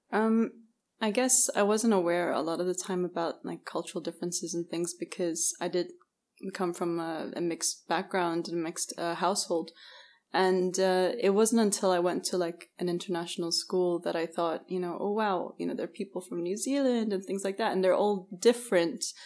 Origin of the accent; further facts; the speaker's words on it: Bahrain; also born or lived in Canada / United Kingdom / Scotland; my father's English, my mother's Bahraini, but I grew up in Bahrain.